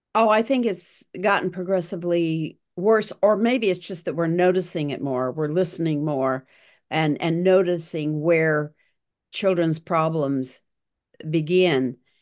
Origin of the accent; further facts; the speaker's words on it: Ismay, Montana, United States; moved away; also born or lived in California; in Ismay. Montana, where I grew up.